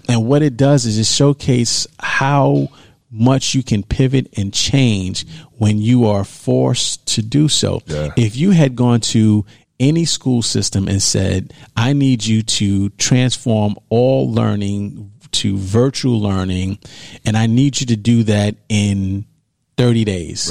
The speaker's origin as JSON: {"language": "English", "town": "New York City", "region": "New York", "country": "United States", "tie": "born or raised there", "said": "I grew up in New York. I grew up in Harlem, New York."}